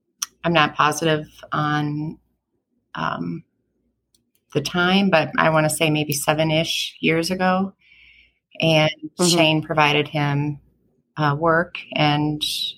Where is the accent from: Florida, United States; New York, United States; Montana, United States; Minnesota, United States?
Minnesota, United States; Hutchinson; also born or lived in Winthrop, Minnesota; So we grew up in Winthrop on a farm and moved to Hutchinson when I was probably in like fifth grade.